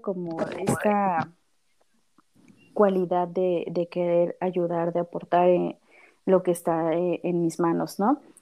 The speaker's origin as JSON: {"language": "Spanish", "region": "Mexico City", "country": "Mexico", "said": "yo soy de aquí, de la Ciudad de México"}